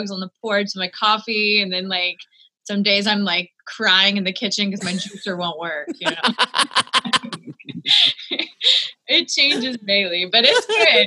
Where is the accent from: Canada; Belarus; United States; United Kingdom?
United States; New Orleans, Louisiana; moved away as an adult; also born or lived in Ponchatoula, Louisiana; now in Nashville, United States; I grew up in New Orleans, born and raised. We moved to like this small town called Ponchatoula when I was like in second grade. So I kind of split time between the two places